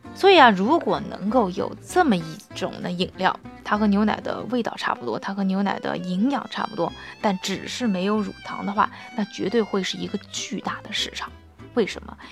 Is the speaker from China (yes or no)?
yes; China; 我们亚洲人，特别是我们中国人